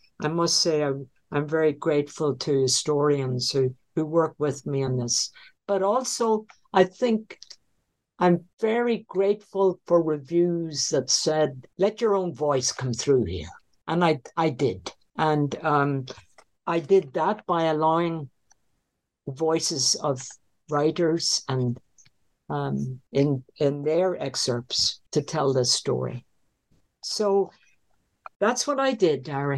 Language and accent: English; Northern Ireland, United Kingdom; moved away; I like to go back to the home I was brought up in Northern Ireland